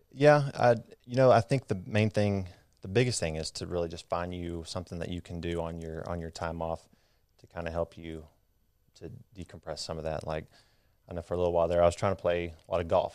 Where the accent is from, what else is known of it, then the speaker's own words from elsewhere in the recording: Midland, Texas, United States; I grew up out in West Texas in Midland.